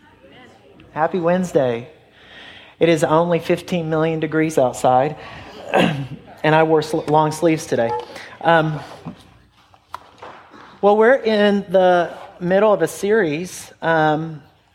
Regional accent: Middle Tennessee, United States; also born or lived in Flint, Michigan / California / Georgia / Murfreesboro, Tennessee; we've been in Middle Tennessee since I was in kindergarten

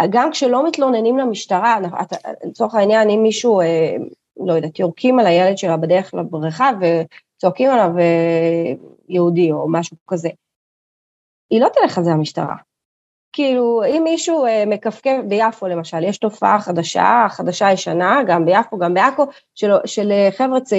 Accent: Kiryat Arba, West Bank, Palestine; אני גדלתי בקריית ארבע, בסדר? חטפתי אה, אה, מדי פעם, מה שנקרא, גם אבנים, גם בקת"בים.

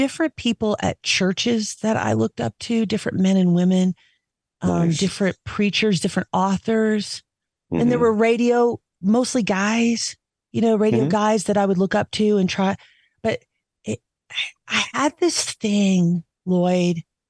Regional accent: the South, United States; I'm just a Southerner who could adapt to Midwest pretty easily, who could adapt most everywhere. I didn't feel like I was from Jersey.

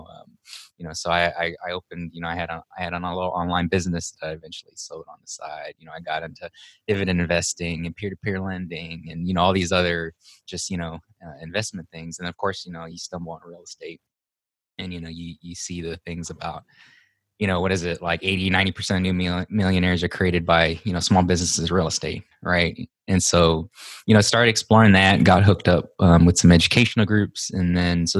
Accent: Hawaii, United States; moved away as an adult; now in Texas, United States; I'm originally from Hawaii. I was born and raised there.

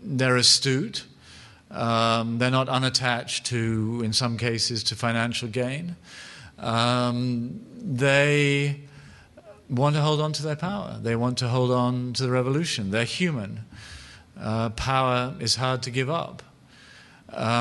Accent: New York, United States; I'm from New York.

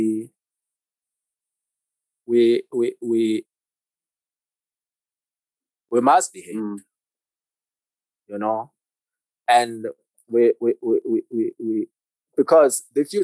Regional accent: Ladysmith, KwaZulu-Natal, South Africa; now in Johannesburg, South Africa; I'm originally from Ladysmith. I'm from KZN. I came to Joburg in 2004

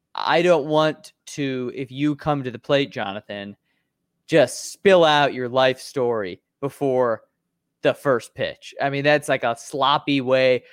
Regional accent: Chicago, Illinois, United States; I'm a Chicagoan. I've, I've been here my whole life in Chicago, born and raised in the north suburbs

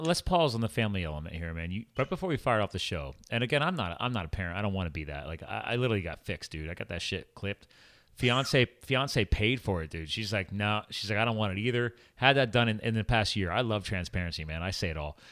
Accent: Flemington, New Jersey, United States; moved away; I was born in Hunterdon County, Flemington, New Jersey.

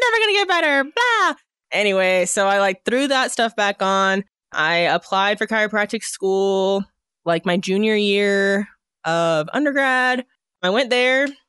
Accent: Edmond, Oklahoma, United States; moved away as an adult; also born or lived in Long Island, New York / Italy; now in Northwest Arkansas, United States; I grew up in Edmund

